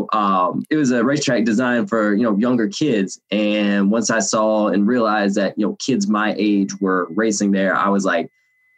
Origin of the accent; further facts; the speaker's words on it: Georgia, United States; I'm from Georgia